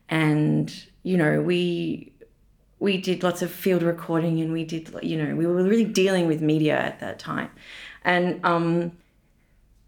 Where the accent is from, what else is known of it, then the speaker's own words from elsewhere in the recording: Tasmania, Australia; moved away as an adult; now in Berlin, Germany; I'm from Tasmania, which is like an island underneath Australia, slightly different culturally.